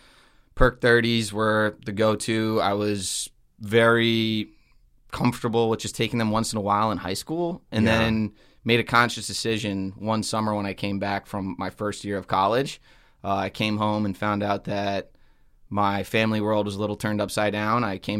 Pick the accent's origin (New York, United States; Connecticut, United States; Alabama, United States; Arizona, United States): Connecticut, United States; I grew up in a small town in Connecticut.